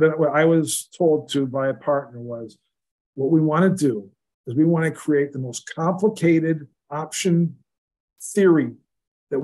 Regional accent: Brantford, Ontario, Canada; I'm actually from Brantford, Ontario, Canada.

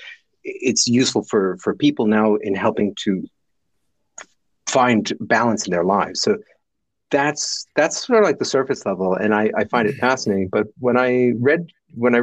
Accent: New Jersey, United States; accent: Jersey; moved away as an adult; also born or lived in India; when I would go back to America, I could switch into like, you know, from New Jersey. So I'd switch into Jersey.

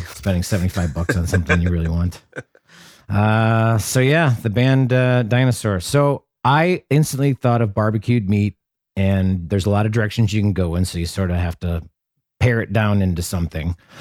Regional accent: Janesville, Wisconsin, United States; moved away as an adult; now in Brooklyn, New York, United States; I grew up in Janesville, Wisconsin, a blue-collar town known for its factories and chain restaurants

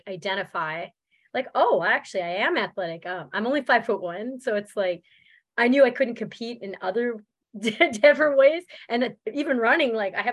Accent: New Brunswick, Canada; also born or lived in Germany; now in Minnesota, United States; I'm originally from Canada. From New Brunswick. Yes. I am. That's where I was born and raised

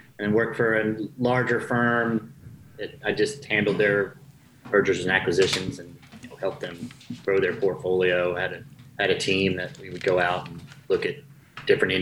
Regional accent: North Carolina, United States; Born and raised in North Carolina

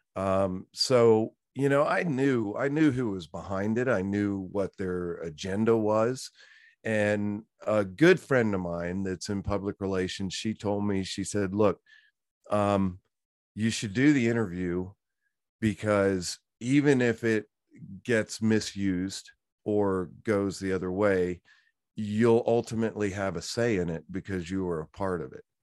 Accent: Virginia, United States; moved away; also born or lived in Orlando, Florida; I came originally from Virginia, grew up on a horse farm

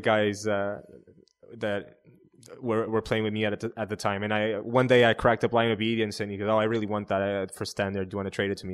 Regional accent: Portugal; I'm from, uh, I'm from Portugal.

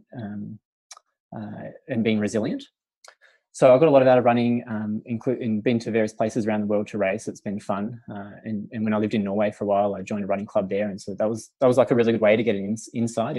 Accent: Melbourne, Victoria, Australia; I went to St. Bernard's, which is a school in Essendon

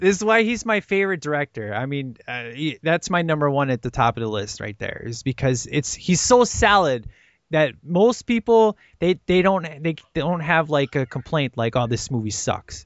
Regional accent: Chicago, Illinois, United States; one of my great friends in Chicago. Uh, I grew up with this guy, went to church forever

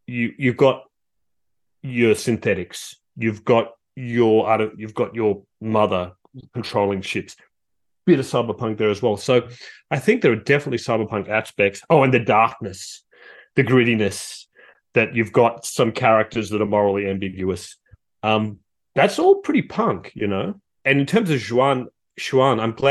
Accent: Australia; also born or lived in Canberra; as an Australian

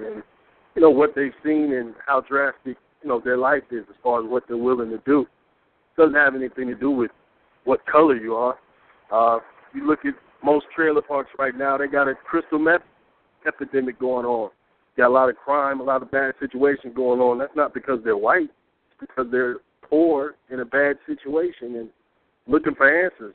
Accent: Peoria, Illinois, United States; I'm from the inner city of a place called Peoria, Illinois. So not Chicago, a little smaller

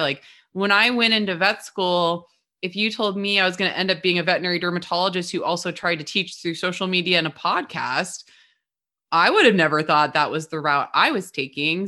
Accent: Midwest, United States; also born or lived in Southern California; now in Portland, United States; we're both from the Midwest

